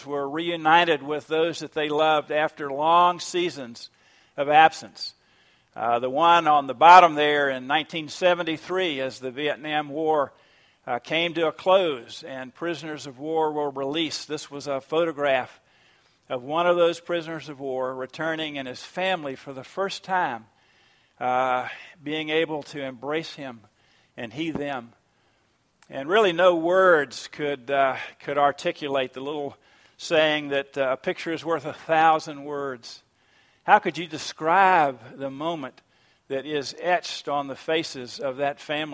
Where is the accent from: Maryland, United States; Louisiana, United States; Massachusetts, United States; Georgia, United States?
Georgia, United States; Savannah; I grew up in Savannah, Georgia, at First Presbyterian Church